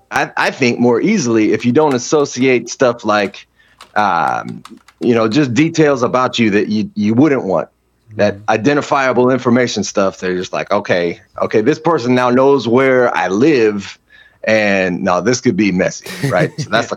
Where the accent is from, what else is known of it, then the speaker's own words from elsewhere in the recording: Hawaii, United States; So as a kid growing up in Hawaii, you experience a lot of racism there, right?